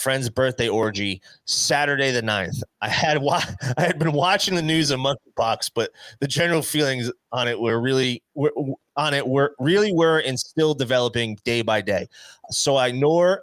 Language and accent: English; New Jersey, United States; We're from Jersey